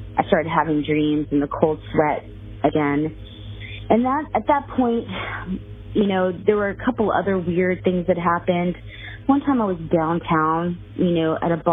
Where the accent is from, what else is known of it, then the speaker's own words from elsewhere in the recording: Laredo, Texas, United States; I was born in Laredo